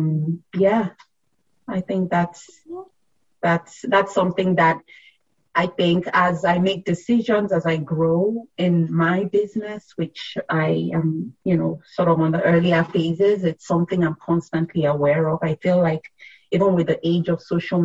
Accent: Nigeria; also born or lived in Philadelphia area; now in Philadelphia, United States; I grew up in Nigeria

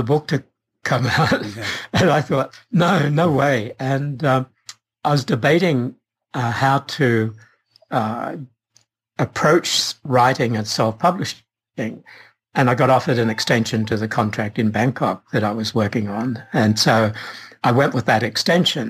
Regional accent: Australia; moved away as an adult; also born or lived in England; now in California, United States; I'm Australian, and in my teenage years, I wanted to write, but Australia was very acultural, if you like, in those days. And the thought of someone brought up on a farm

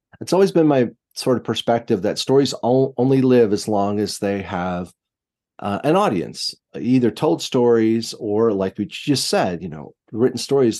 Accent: United States; what I grew up with in America

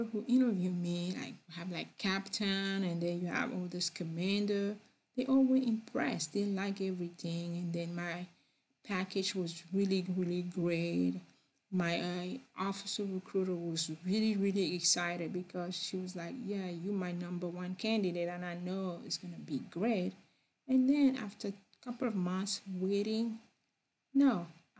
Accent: Cameroon; English is a second language; also born or lived in France; now in United States; I'm from Cameroon. I was born over there, and then I spent a lot of time in other part of the world, but I am from Cameroon.

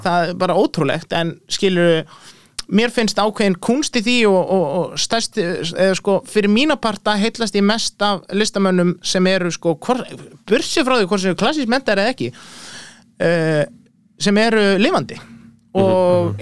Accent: Iceland

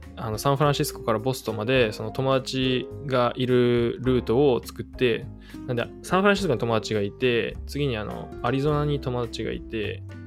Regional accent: Aichi, Japan; moved away as an adult; also born or lived in United States / Nagoya; now in Vancouver, Canada; 愛知県生まれです

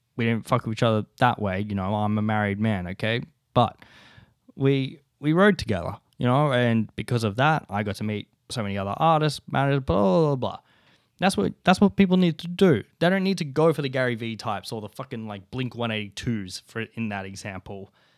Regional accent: Ulladulla, New South Wales, Australia; moved away; growing up in Ula Dulla

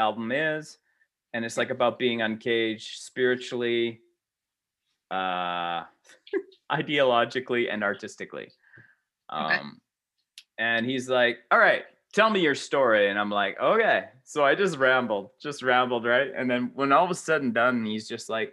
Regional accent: Canada; I'm Canadian

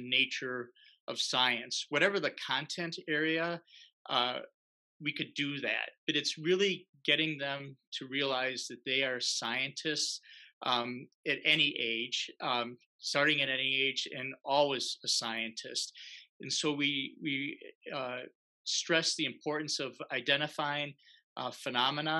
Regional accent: Milwaukee, Wisconsin, United States; moved away as an adult; I grew up here in Wisconsin in Milwaukee

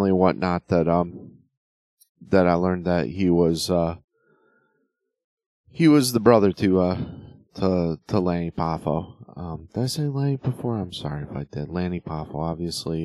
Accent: Connecticut, United States; moved away; I'm originally from Connecticut

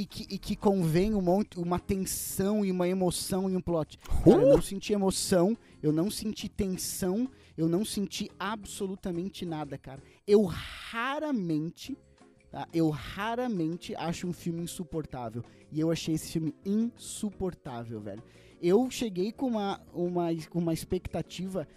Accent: Brazil; nós, como brasileiros

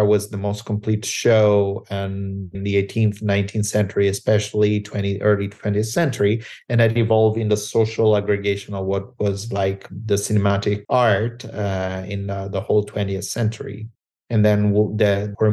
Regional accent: L'Aquila, Abruzzo, Italy; moved away as an adult; also born or lived in Cles, Italy; now in Los Angeles, United States; my father and my mother moved back to the hometown of my dad, which is L'Aquila, which I consider my hometown

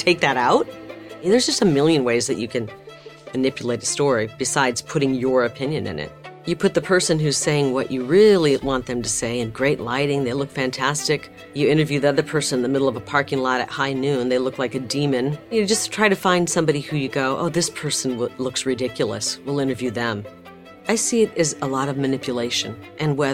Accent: Bettendorf, Iowa, United States; moved away as an adult; now in Phoenix, United States; I was born and raised in Bettendorf, Iowa, part of the Quad Cities.

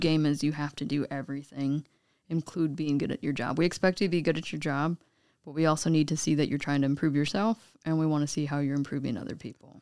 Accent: Juneau, Alaska, United States; moved away as an adult; also born or lived in Eugene, Oregon; growing up in Juneau, the only way out is by boated plane

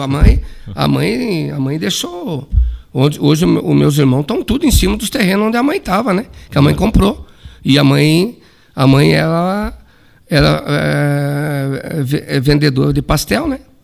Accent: Ijuí, Rio Grande do Sul, Brazil; no bairro Assis Brasil, que eu, eu morava na, na rua Jorge Leopoldo Weber, onde eu me criei, né, nasci e me criei

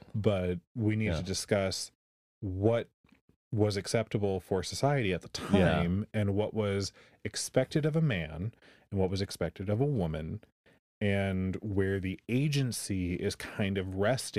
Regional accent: Southern California, United States; moved away; I grew up in California.

